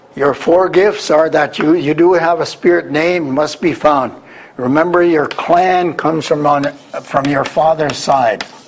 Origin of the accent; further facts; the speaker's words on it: Wisconsin, United States; I come from Wisconsin.